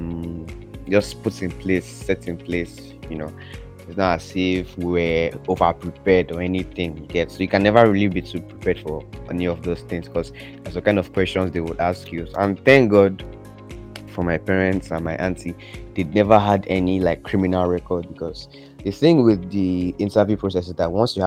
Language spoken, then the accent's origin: English; Nigeria; first language English; moved away as an adult; English is my first language. Besides, Nigeria was a British colony.